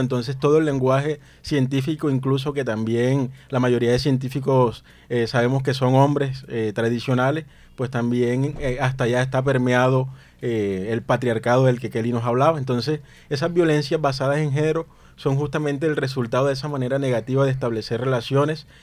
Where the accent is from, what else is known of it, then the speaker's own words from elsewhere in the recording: Plato, Magdalena, Colombia; los hombres de Plato Magdalena, donde yo nací, eh, crecemos escuchando